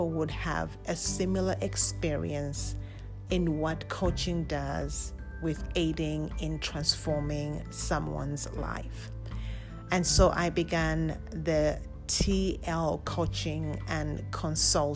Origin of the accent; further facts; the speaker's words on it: Lusaka, Lusaka Province, Zambia; I was born and raised in Lusaka, Zambia